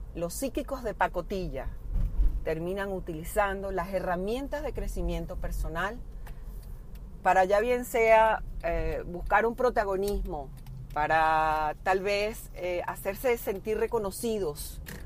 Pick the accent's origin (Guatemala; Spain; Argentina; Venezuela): Venezuela; como venezolana